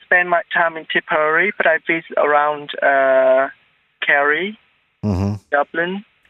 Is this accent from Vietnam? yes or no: yes; Vietnam; also born or lived in Singapore / Philippines; now in Brussels, Belgium; I'm from Vietnam.